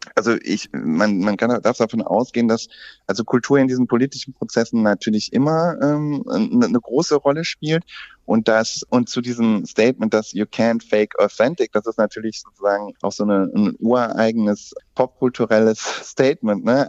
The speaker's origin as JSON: {"language": "German", "country": "Germany", "said": "also auch bei uns in Deutschland"}